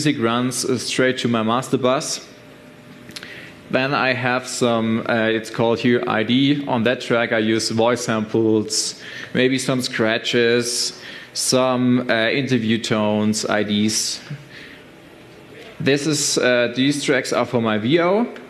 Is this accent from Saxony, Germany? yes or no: no; Stuttgart, Baden-Württemberg, Germany; I'm from Germany, Stuttgart